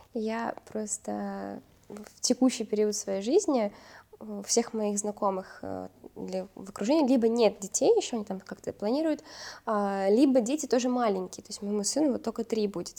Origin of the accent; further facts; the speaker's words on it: Uzbekistan; moved away; also born or lived in Russia; я росла в Узбекистане